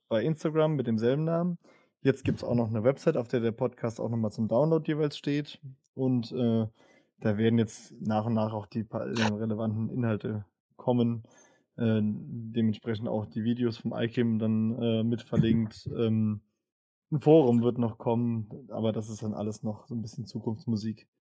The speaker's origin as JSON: {"language": "German", "town": "Worms", "region": "Rhineland-Palatinate", "country": "Germany", "tie": "born or raised there", "said": "ich bin in Worms aufgewachsen, in der Nähe von Mannheim"}